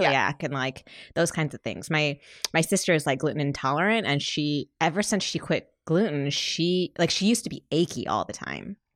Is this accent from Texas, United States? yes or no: no; Michigan, United States; I'm from Michigan